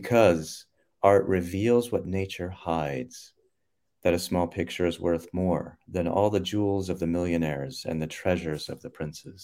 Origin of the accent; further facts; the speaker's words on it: North Carolina, United States; moved away; I was growing up in North Carolina